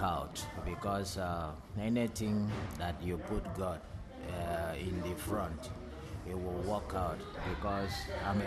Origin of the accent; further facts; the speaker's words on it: Calabar, Cross River, Nigeria; moved away as an adult; now in South Africa; I'm from Nigeria as well. I'm from Calabar